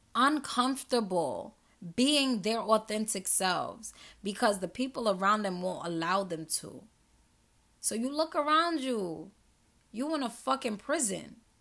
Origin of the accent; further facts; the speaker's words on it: New York City, New York, United States; I'm from New York City. I'm from Queens, New York.